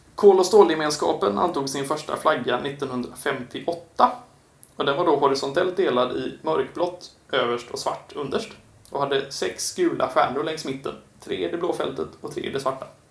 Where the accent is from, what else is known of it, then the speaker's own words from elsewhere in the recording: Kungsbacka, Halland County, Sweden; kommunen jag eh, är eh, född och till och med, eller så är min uppväxt i, Kungsbacka kommun